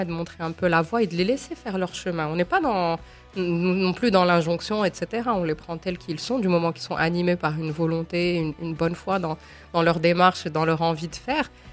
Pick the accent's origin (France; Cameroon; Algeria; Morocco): Morocco; Je suis une femme marocaine, je suis maman de deux enfants, je suis avocate, militante